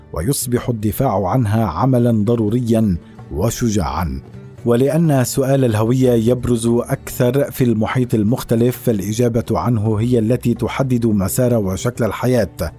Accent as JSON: {"language": "Arabic", "country": "Syria", "accent": "Syrian", "moved": "yes", "said": "أنني لبناني ولدت في سوريا لتبرير لهجتي السورية"}